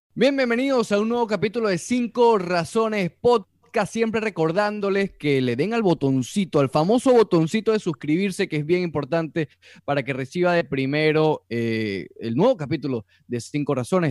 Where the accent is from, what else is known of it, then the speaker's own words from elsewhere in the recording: Venezuela; now in Miami, United States; yo como venezolano que vive en Miami